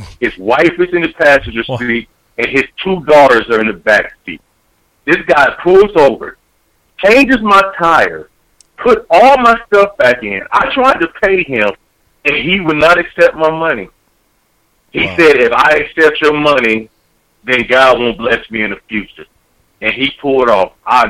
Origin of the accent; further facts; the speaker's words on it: Dayton, Ohio, United States; moved away as an adult; now in California, United States; I've been here 15 years. And honestly, if I wanted to go for a California team, I have the right to. But I'm born and raised in Ohio